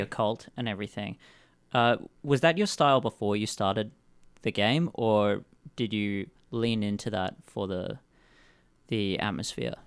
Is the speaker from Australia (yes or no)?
yes; Perth, Western Australia, Australia; moved away; I'm come from Perth